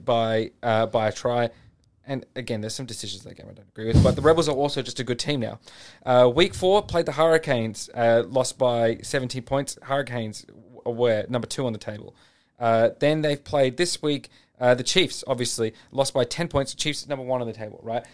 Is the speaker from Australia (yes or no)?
yes; Australia; as Australian